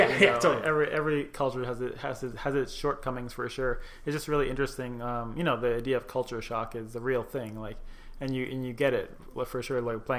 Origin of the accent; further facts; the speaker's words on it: United States; also born or lived in Tunisia (mother's origin); it just looks weird to me as an American